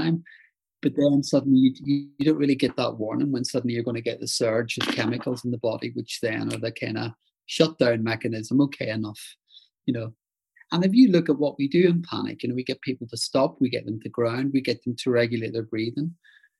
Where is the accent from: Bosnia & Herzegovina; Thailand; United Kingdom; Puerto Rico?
United Kingdom; Northern Ireland; moved away; I grew up in Northern Ireland